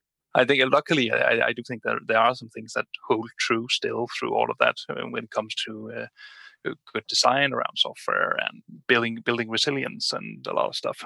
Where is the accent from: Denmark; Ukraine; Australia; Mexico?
Denmark; Yes, I'm from Denmark.